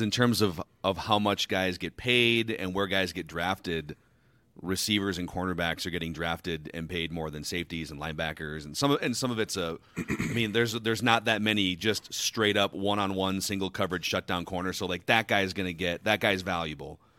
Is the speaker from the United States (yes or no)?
yes; Minnesota, United States; I grew up in Minnesota